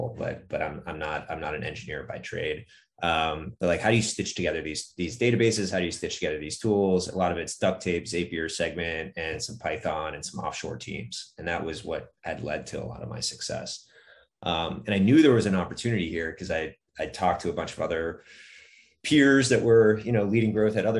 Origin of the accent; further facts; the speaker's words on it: Northeast, United States; I grew up in the Northeast